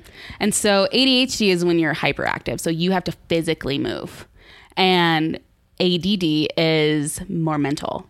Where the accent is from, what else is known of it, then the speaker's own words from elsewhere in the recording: College Station, Texas, United States; also born or lived in Galveston; I'm born and raised in College Station